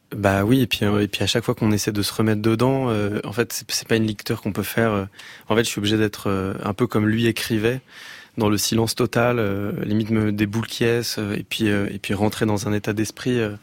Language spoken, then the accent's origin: French; Massy, Île-de-France, France; J'ai grandi euh, à Massy. dans une, dans une ville dans le 91.